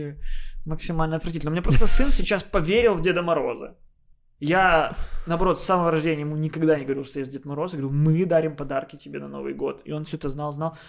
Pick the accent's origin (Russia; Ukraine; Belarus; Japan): Ukraine; Odesa, Odesa Oblast; moved away; я как родился, какие украшения были, с этими же украшениями я с Одессы и уехал